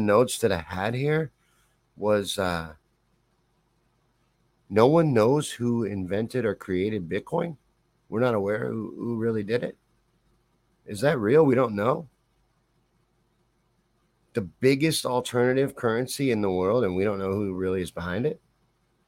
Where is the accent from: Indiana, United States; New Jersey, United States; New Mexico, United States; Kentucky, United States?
Kentucky, United States; I'm from Kentucky. I grew up in Kentucky. Spent most of my developmental years in Kentucky